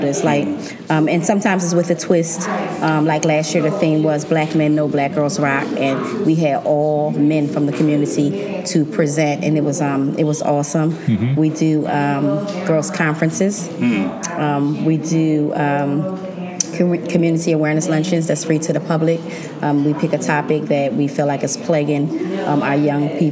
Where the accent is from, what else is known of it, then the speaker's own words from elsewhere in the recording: Atlantic City, New Jersey, United States; I was born and raised in Atlantic City